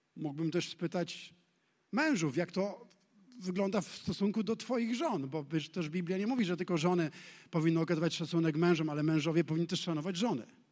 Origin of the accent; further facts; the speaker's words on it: Poland; urodziliśmy się w Polsce